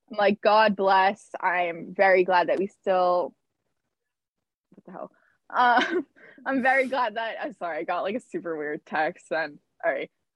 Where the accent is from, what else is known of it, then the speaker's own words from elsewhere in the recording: Boston, Massachusetts, United States; as a Bostonian